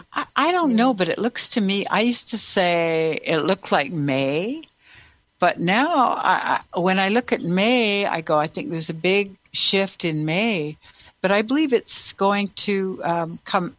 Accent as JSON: {"language": "English", "country": "Canada", "moved": "yes", "lives_now": "United States", "said": "I'm also from Canada"}